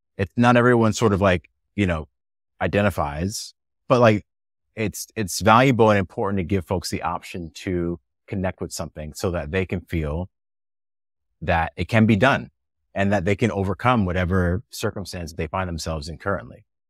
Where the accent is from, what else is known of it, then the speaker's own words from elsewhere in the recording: New Jersey, United States; moved away as an adult; also born or lived in New York / Bay Area; I grew up in New Jersey